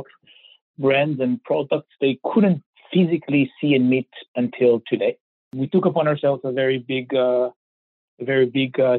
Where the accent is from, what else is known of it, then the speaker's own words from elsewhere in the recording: Israel; I was born and raised in Israel, which I'm sure you can kind of tell by my accent